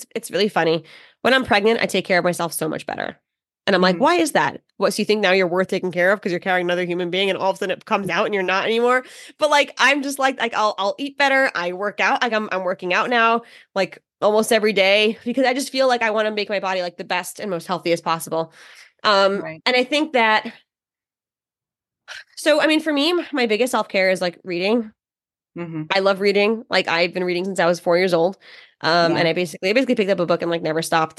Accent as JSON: {"language": "English", "region": "New York", "country": "United States", "said": "I speak very fast. I'm from New York"}